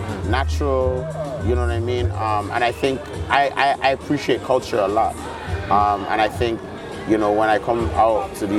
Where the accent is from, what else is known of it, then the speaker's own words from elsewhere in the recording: Toronto, Ontario, Canada; since I was born and raised in Toronto, obviously we have a lot of Jamaicans, so like Patois was a natural part of it.